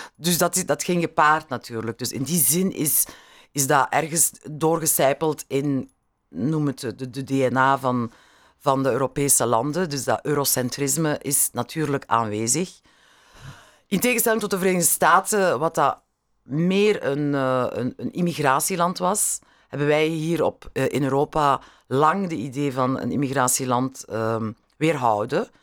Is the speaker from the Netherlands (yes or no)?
no; Beringen, Flanders, Belgium; mijn kindertijd in die eh, zonnige periode van Limburg was, van Beringen